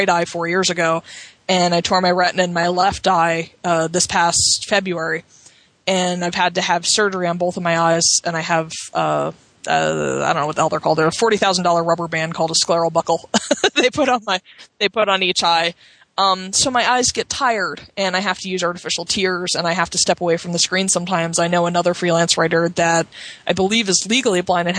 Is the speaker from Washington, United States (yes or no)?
no; Cape May, New Jersey, United States; I grew up in Cape May in New Jersey